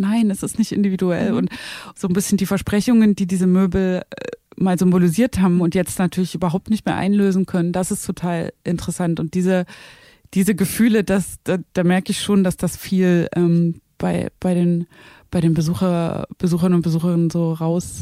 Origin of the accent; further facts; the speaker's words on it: Zwickau, Saxony, Germany; now in Berlin, Germany; ich bin ja in Zwickau geboren und aufgewachsen